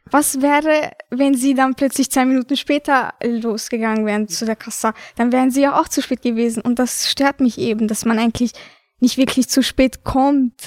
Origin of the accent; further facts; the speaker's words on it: Vienna, Austria; Ich bin hier geboren und dennoch kommt es mir manchmal so vor, als ob ich mich ähm, wie eine Albanerin fühle